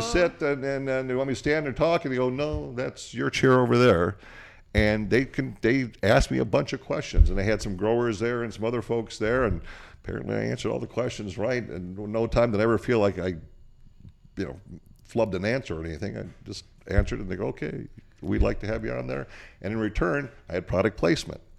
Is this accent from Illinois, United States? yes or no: no; Portland, Oregon, United States; also born or lived in Bulgaria; I was born in Portland, Oregon